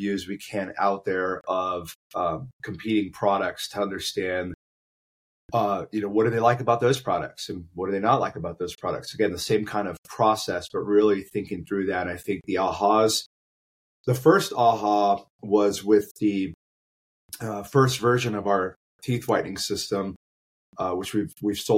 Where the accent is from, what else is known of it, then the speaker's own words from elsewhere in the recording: Phoenix, Arizona, United States; Yes, born and raised